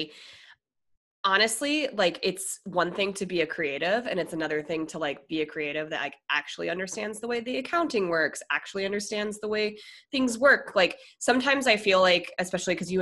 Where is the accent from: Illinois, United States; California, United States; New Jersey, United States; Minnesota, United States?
Minnesota, United States; moved away; also born or lived in Denver; I was born in Minnesota.